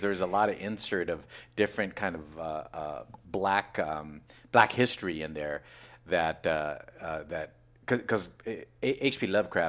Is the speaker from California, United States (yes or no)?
yes; Seaside, California, United States; also born or lived in San Francisco, California; I was born and raised in Fort Ord, California, right? You know, Monterey area.